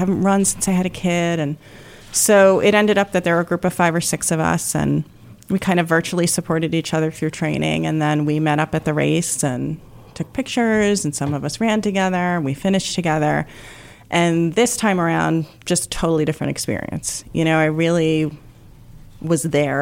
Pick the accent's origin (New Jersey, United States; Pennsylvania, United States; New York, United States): New York, United States; Shoreham; now in Guilderland, United States; I grew up on Long Island, so Shoreham